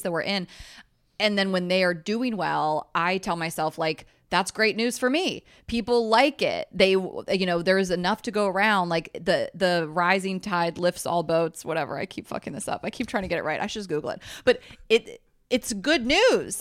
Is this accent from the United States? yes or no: yes; Delaware, United States; moved away as an adult; also born or lived in Clemson, South Carolina / Atlanta, Georgia; now in New York, United States; I grew up in Delaware.